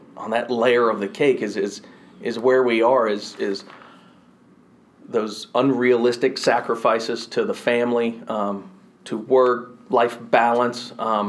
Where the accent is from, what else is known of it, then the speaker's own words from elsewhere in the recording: Louisville, Kentucky, United States; also born or lived in Marietta / Elizabethtown; I was born in Marietta, Georgia, just north of Atlanta. Don't remember it. 2 years old when I moved out of there. We continued to migrate north. Lived in Elizabethtown, Kentucky for a little bit. Moved up to Louisville.